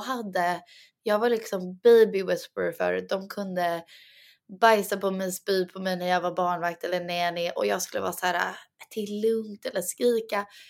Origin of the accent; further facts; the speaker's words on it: Sweden; jag och Douglas pratar ju egentligen svenska med varandra för vi mm. båda är svenskar